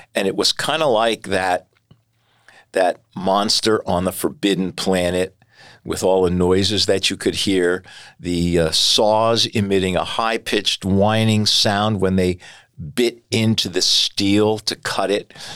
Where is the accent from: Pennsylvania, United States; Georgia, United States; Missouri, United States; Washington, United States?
Pennsylvania, United States; Bethlehem; I was born and raised in Bethlehem. I have lived here all my life